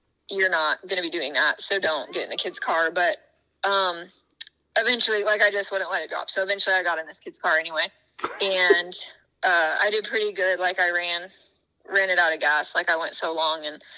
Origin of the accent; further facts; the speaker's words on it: Des Moines, Iowa, United States; now in Indianapolis, United States; I'm originally from Des Moines, Iowa, but I live in Indianapolis